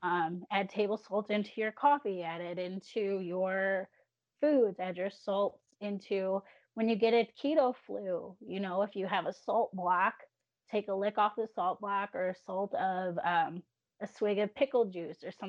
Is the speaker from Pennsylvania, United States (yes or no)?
no; Illinois, United States; now in Alabama, United States; going hometown back to Illinois